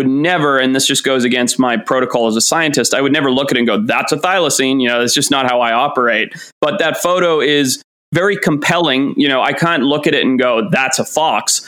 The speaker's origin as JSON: {"language": "English", "country": "Zimbabwe", "tie": "born or raised there", "moved": "yes", "said": "I grew up in Zimbabwe"}